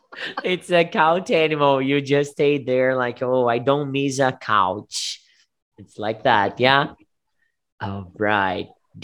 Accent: Southeast Brazil, Brazil; English is a second language; I am from Southeast.

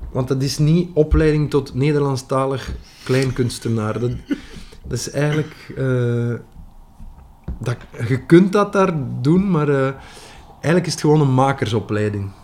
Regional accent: West Flanders, Belgium; accent: West Flemish; first language West Flemish; mijn moedertaal

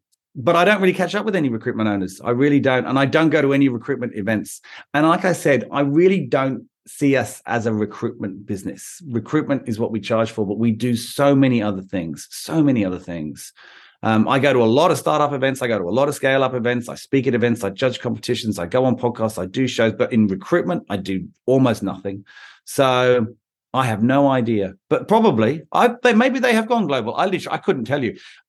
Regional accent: London, United Kingdom; In London was obvious. I'm from London. I have contacts there.

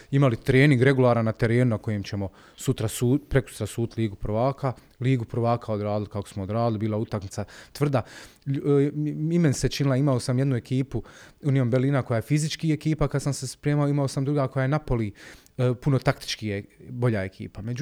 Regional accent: Sarajevo, Federation of Bosnia and Herzegovina, Bosnia & Herzegovina; ja dolazim iz Sarajeva

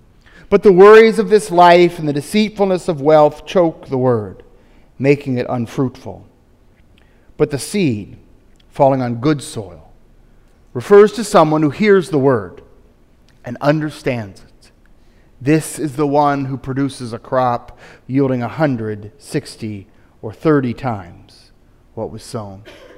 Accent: Tennessee, United States; I grew up in East Tennessee and we all kind of go to church around here, so if I want to be a good East Tennessean, I better go.

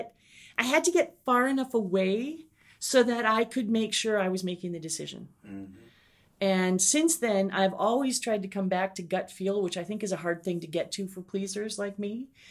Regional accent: Minnesota, United States; moved away as an adult; now in Savannah, United States; I'm from Minnesota

